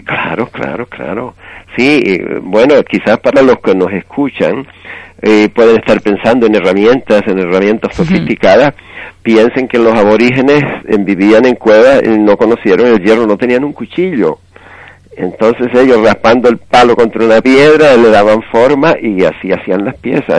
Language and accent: Spanish; Tigalate, Canary Islands, Spain; moved away as an adult; also born or lived in Venezuela; yo soy de Tigalate